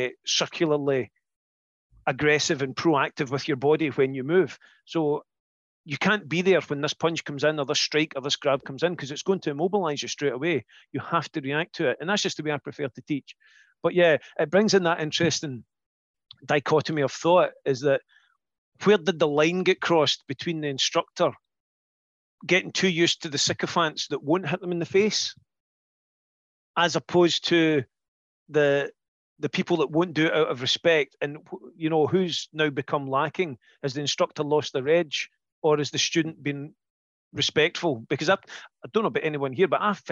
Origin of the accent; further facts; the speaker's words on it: Scotland, United Kingdom; we're Scottish